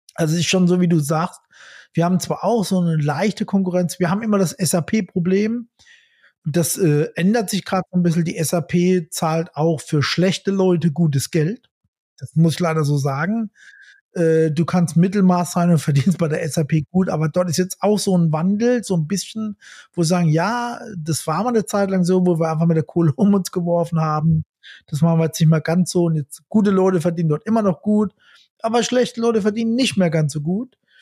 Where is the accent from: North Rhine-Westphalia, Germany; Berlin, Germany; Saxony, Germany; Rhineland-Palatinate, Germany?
Rhineland-Palatinate, Germany; Ich bin auch ein Pfälzer